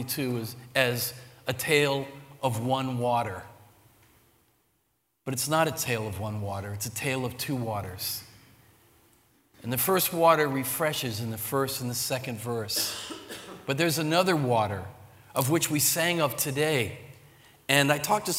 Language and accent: English; Sea Bright, New Jersey, United States; moved away as an adult; also born or lived in Pennsylvania; I'm a Jersey kid. I grew up in the Jersey Shore near Seabright, Rumson Ferry, in that whole area.